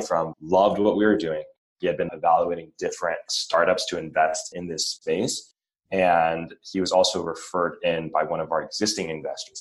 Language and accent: English; Laguna Beach, California, United States; we grew up in Orange County, like Laguna Beach. I didn't grow up in Irvine